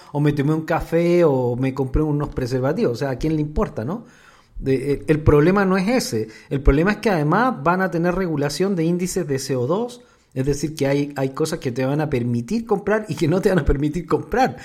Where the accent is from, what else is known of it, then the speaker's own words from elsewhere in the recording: Chile; yo soy chileno